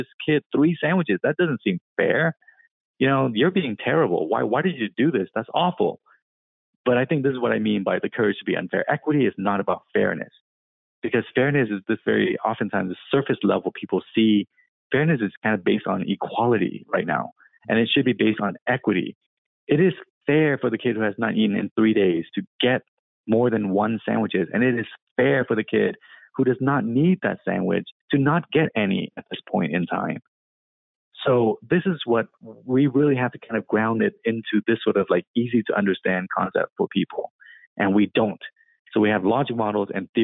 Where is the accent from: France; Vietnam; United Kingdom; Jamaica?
Vietnam; now in Seattle, United States; I was born in Vietnam.